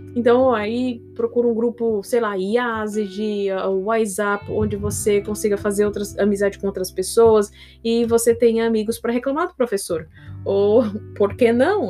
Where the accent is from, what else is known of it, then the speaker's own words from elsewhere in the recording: São Paulo, Brazil; eu sou de São Paulo